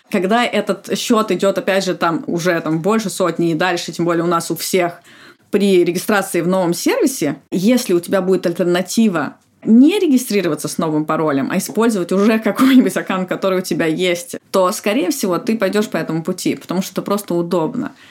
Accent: Saint Petersburg, Russia; now in Moscow, Russia; Ну вот я, например, из Петербурга, я родилась в Петербурге и жила там всю жизнь, и я переехала ну, вот, по работе, по сути, полгода.

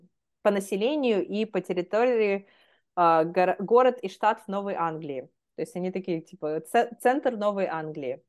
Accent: Magnitogorsk, Chelyabinsk Oblast, Russia; also born or lived in Philadelphia, United States; now in Boston, United States; я сама из Магнитогорска

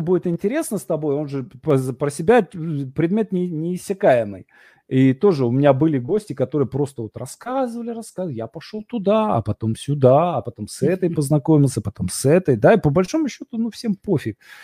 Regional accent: Vologda, Vologda Oblast, Russia; я из Вологды

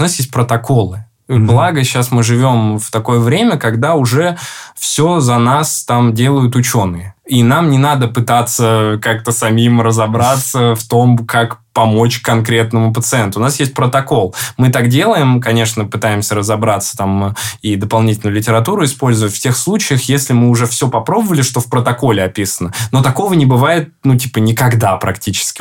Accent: Ryazan, Ryazan Oblast, Russia; moved away; Рязани, откуда я родом

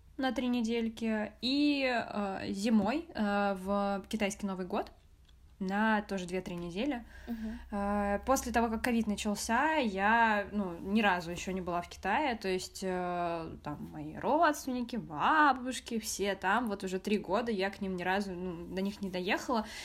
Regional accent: Moscow, Russia; first language Russian; Я родилась в Москве в семье китайско-вьетнамской. У меня мама китаянка, папа вьетнамец. Но родилась я в Москве и говорю на русском языке. А, мой первый и родной язык — это русский

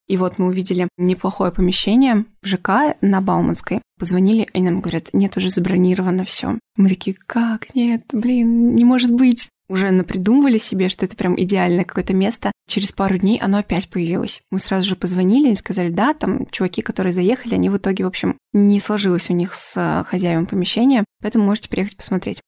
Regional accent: Orenburg Oblast, Russia; now in Moscow, Russia; я не из Москвы, я из э, Оренбургской области

